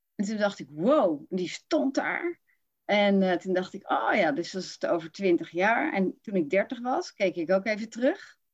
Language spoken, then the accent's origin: Dutch; Rotterdam, South Holland, Netherlands; now in Utrecht, Netherlands; dan kom ik van Rotterdam